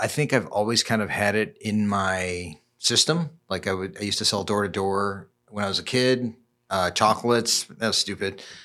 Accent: Chicago, Illinois, United States; born and raised in Chicago

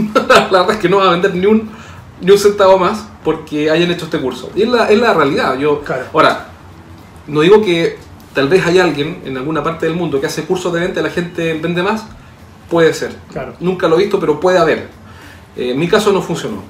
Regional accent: Chile; accent: chileno; en Chile tú sabes que hablamos muy mal.

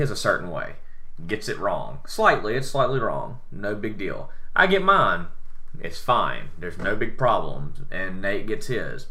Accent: the South, United States; accent: southern; my southern accent is not that bad.

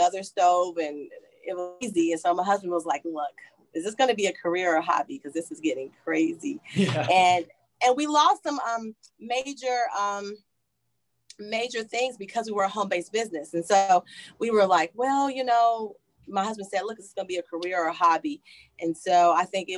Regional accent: Kentucky, United States; moved away; I'm from Kentucky

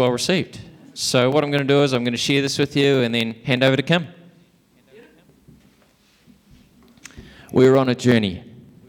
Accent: Invercargill, Southland, New Zealand; I'm from Invercargill

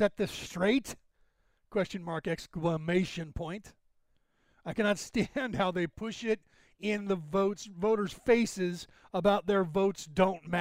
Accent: United States; I was born in America

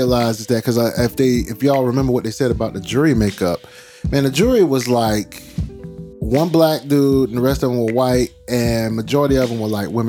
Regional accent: Brunswick, Georgia, United States; that's my hometown. My hometown. That happened a mile away from my daddy's house.

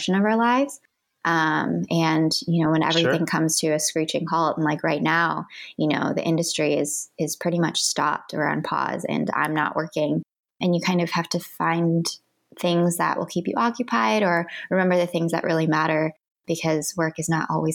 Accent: Midwest, United States; moved away as an adult; now in Los Angeles, United States; Being Asian American and growing up in the Midwest

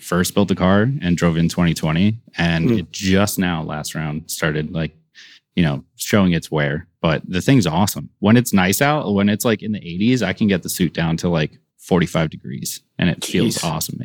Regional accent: New York, United States; moved away; I'm from New York

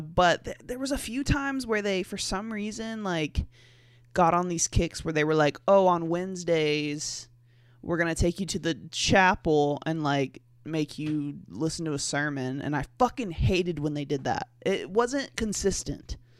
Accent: the Bible Belt, United States; I grew up in the Bible Belt. I'm still in the Bible Belt.

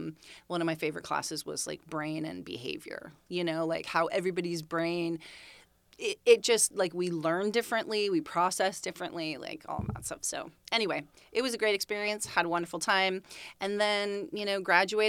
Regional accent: Saratoga, California, United States; also born or lived in Bakersfield, California; I was born in Bakersfield, California.

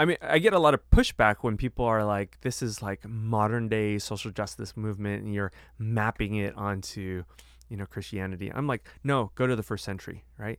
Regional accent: United States; I'm bicultural because I'm Chinese American

